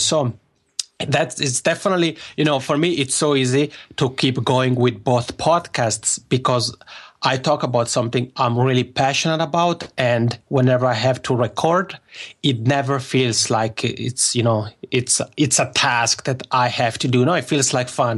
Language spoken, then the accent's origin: English; Locarno, Ticino, Switzerland; accent: Macaroni accent; first language Italian; English is a second language; moved away as an adult; now in Helsinki, Finland; my hometown in Switzerland called Locarno